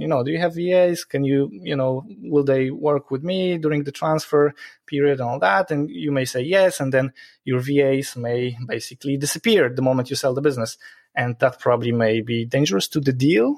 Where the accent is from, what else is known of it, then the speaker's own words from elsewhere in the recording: Poland; moved away as an adult; now in Ireland; It's a weird sounding Polish name because I'm originally from Poland. Um, I moved to Ireland 12 years ago